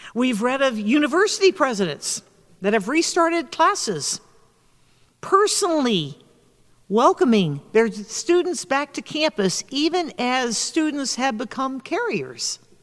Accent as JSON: {"language": "English", "region": "the South", "country": "United States", "tie": "born or raised there", "moved": "yes", "said": "my home state in the South"}